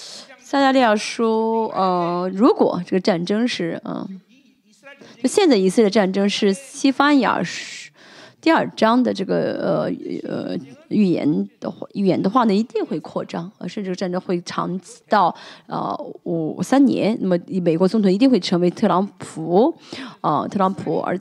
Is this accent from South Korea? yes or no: yes; South Korea; Chinese is a second language; 因为我们作为韩国人，在韩为在啊在韩国，圣经里面没有说到韩国